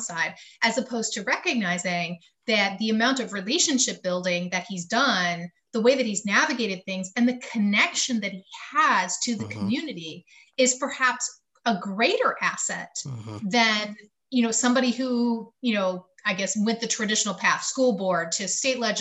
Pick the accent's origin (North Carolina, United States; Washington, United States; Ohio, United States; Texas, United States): North Carolina, United States; I'm from North Carolina